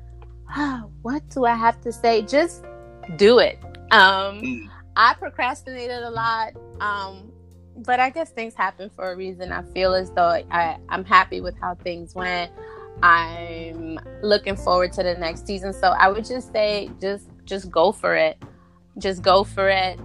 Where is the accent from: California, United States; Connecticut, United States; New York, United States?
New York, United States; New York City; Both my parents are from Honduras, um, but I was born and raised in Brooklyn